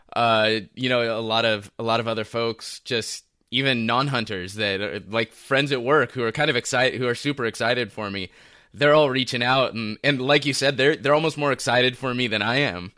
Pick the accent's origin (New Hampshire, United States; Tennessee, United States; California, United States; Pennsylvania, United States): California, United States; Los Angeles; from Los Angeles. I'm born and raised here